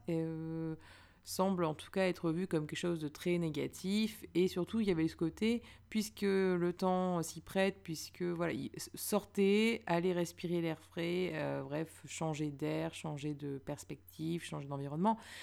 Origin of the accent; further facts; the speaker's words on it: Lille, Hauts-de-France, France; now in Paris, France; je viens de Lille